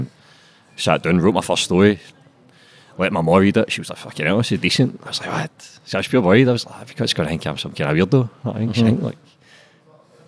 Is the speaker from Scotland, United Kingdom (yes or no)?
yes; Glasgow, Scotland, United Kingdom; also born or lived in Springboig, Glasgow; grew up in Garthamlock, stayed there, I was about 10